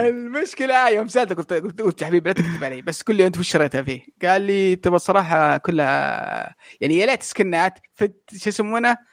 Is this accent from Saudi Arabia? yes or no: yes; Saudi Arabia; عندنا في السعوديه